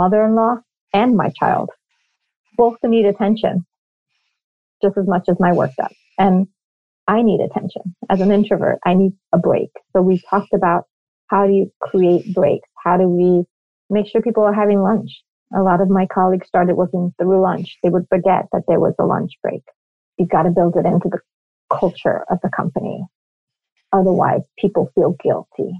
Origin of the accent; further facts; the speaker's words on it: New York, United States; moved away as an adult; now in Miami, United States; I am born and raised in New York